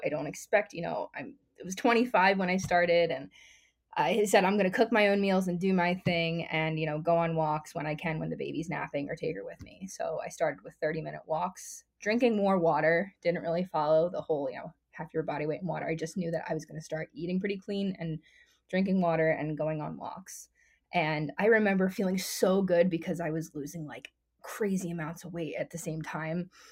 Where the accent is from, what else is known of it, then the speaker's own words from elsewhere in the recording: Philadelphia, Pennsylvania, United States; I'm from the greater Philadelphia area